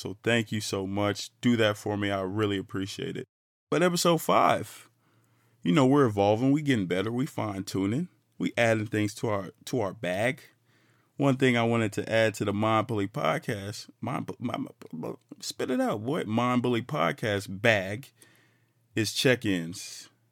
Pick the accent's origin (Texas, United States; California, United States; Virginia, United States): Texas, United States; Fort Worth; I'm a black man from Fort Worth, Texas, funky town, eight one seven six eight two